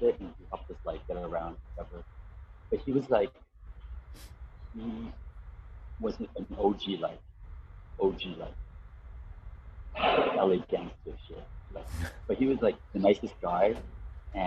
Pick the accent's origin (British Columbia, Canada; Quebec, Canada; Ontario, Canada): Ontario, Canada; Mississauga; moved away as an adult; also born or lived in Toronto / Hamilton; now in New Brunswick, Canada; I was born in Toronto and then I lived in Mississauga for like about 10, and then moved to Hamilton, around 88, and then from there, and then I moved to Toronto around like, I think it was like 98, I moved to Toronto, and was there